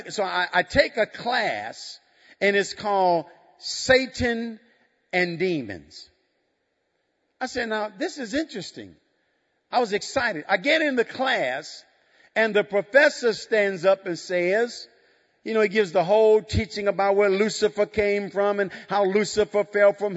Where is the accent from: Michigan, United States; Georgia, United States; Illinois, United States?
Illinois, United States; Chicago; I'm from the south side of Chicago